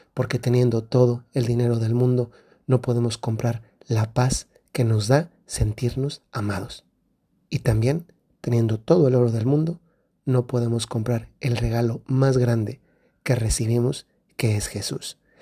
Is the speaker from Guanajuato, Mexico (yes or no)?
yes; Guanajuato, Mexico; Yo soy del centro de México, de Guanajuato, y allá los regalos los traen los Reyes Magos.